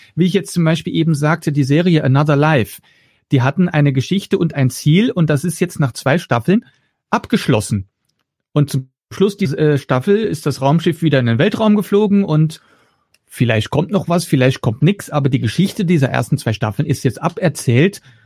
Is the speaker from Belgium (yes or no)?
yes; Flanders, Belgium; first language Dutch; German is a second language; now in Germany; Das ist meine Muttersprache, das ist Niederländisch. Ja, ich bin ja kein gebürtiger Deutscher, sondern Belgier, also Flämisch spreche ich